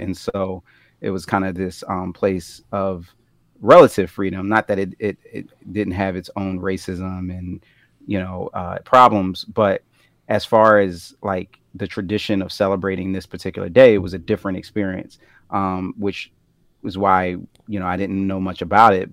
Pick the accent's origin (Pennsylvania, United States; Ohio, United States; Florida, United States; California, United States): Pennsylvania, United States; Philadelphia; being born and raised in Philly